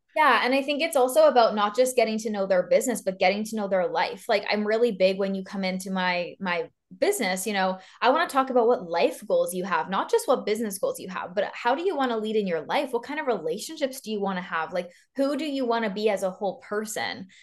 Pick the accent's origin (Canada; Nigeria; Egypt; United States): Canada; East Coast of Canada; moved away as an adult; now in Vancouver, Canada; I am from the East Coast of Canada, and now I live literally on the other side, on the very West Coast in Vancouver